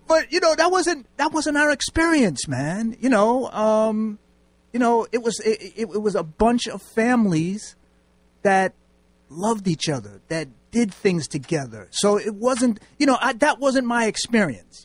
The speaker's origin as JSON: {"language": "English", "town": "New York City", "region": "New York", "country": "United States", "tie": "born or raised there", "moved": "as an adult", "said": "I'm from New York"}